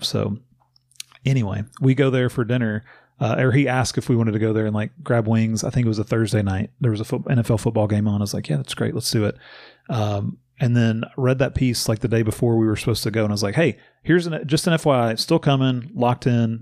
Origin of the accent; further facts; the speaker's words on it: Bowling Green, Kentucky, United States; now in Louisville, United States; I grew up in Bowling Green, about an hour and a half south of Louisville